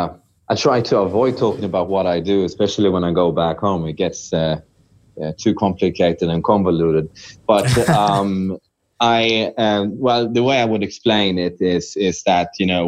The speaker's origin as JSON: {"language": "English", "country": "Sweden", "also_born_or_lived": "Shanghai", "moved": "as an adult", "lives_now": "China", "said": "This is a Swedish website because I'm from Sweden"}